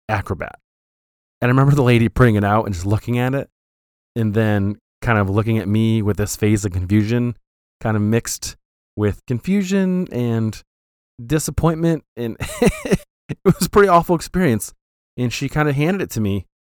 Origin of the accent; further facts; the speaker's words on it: Flint, Michigan, United States; We grew up in Flint